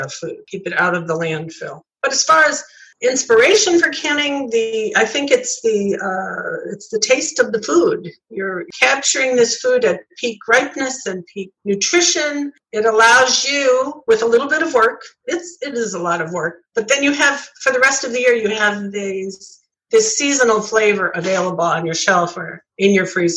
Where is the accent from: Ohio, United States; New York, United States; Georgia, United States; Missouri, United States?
New York, United States; It was a staple in everyone's home where I grew up in New York State